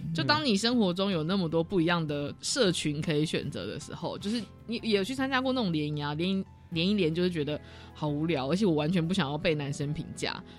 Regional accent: Taoyuan, Taiwan; 我桃园人

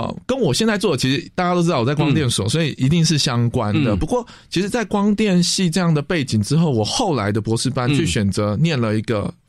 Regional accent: Taipei, Taiwan; 因为我本身是台北人

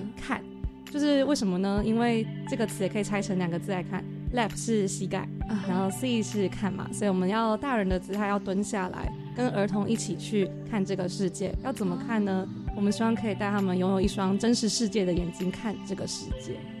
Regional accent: New Taipei, Taiwan; moved away as an adult; now in Hualien, Taiwan; 我本身是新北人

